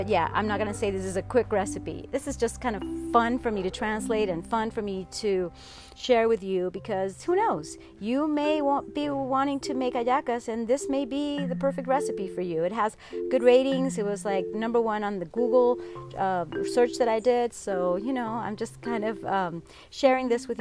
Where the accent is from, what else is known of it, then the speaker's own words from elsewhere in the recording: Venezuela; I am from Venezuela